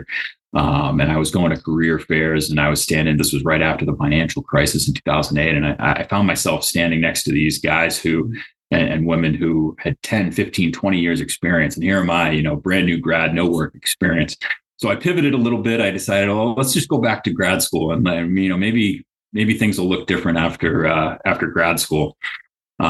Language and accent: English; Central Massachusetts, United States; I grew up in Central Mass